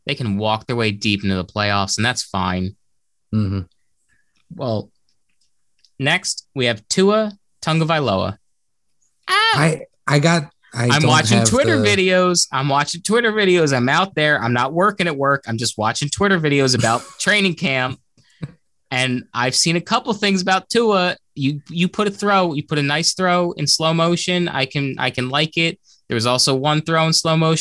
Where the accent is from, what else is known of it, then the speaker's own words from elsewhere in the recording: New Jersey, United States; we're from Jersey